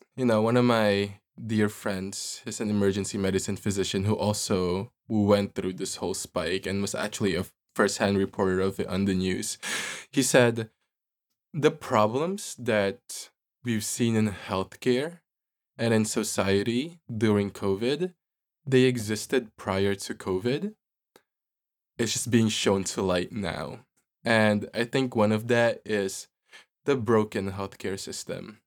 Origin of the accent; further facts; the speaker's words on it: Philippines; moved away; also born or lived in New York City; people that I grew up with in the Philippines